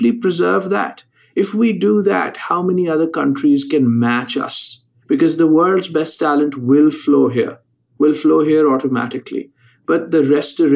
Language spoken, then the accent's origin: English; Lahore, Punjab, Pakistan; moved away as an adult; now in United States; I'm originally from Lahore, Pakistan, and I went to college very early at the age of 15